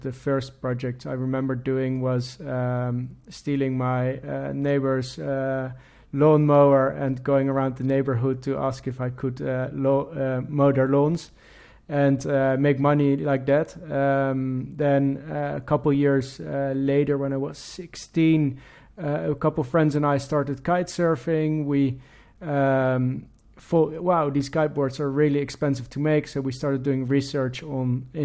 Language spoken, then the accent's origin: English; Netherlands; moved away as an adult; now in London, United Kingdom; I'm from the Netherlands, born and raised in the Netherlands, and currently living in London with my wife